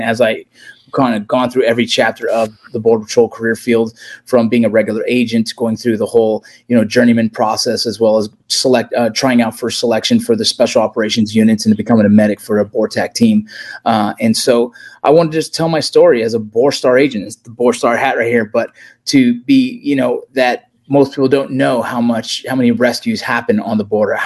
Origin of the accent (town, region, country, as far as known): Los Angeles, California, United States; born or raised there